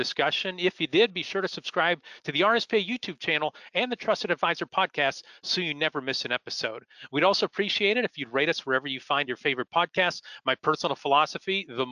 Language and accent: English; Erie, Pennsylvania, United States; I'm from Erie, Pennsylvania.